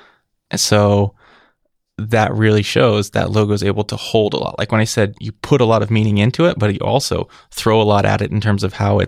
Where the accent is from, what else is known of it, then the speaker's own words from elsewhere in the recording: California, United States; California. But I was going to art school in Colorado.